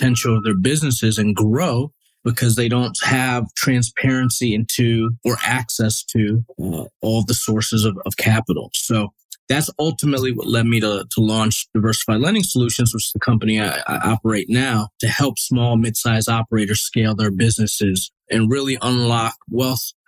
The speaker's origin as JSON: {"language": "English", "area": "Westchester County", "region": "New York", "country": "United States", "tie": "born or raised there", "also_born_or_lived": "Bronx, New York", "said": "So originally from New York, I was born in the Bronx, grew up in a suburb called Westchester County"}